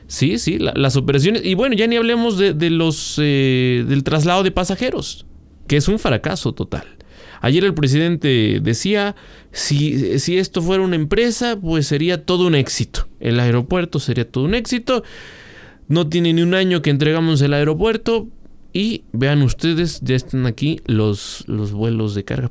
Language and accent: Spanish; Mexico; somos todos los mexicanos